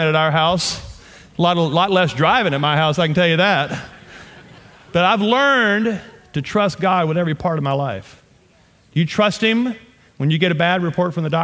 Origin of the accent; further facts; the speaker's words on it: Louisiana, United States; accent: southern; moved away as an adult; also born or lived in Shreveport, Louisiana / Amarillo, Texas; now in Colorado, United States; I am from Louisiana. My wife and I, born and raised in Louisiana.